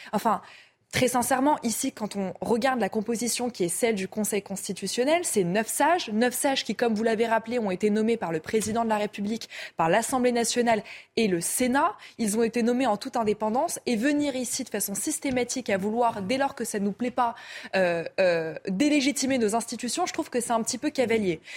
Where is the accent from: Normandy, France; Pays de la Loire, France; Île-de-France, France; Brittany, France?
Île-de-France, France; Seine-Saint-Denis; je viens de Seine-Saint-Denis